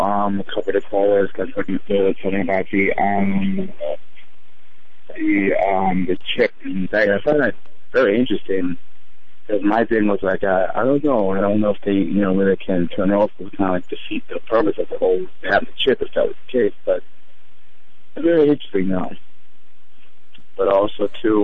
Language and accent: English; Portsmouth, Virginia, United States; now in New York, United States; I grew up eating them in Virginia. I grew up in Portsmouth, Virginia